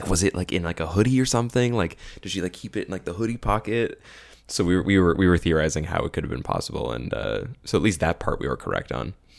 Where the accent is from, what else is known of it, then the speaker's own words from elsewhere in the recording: Caledon, Ontario, Canada; I grew up in Bolton, which is part of Khaled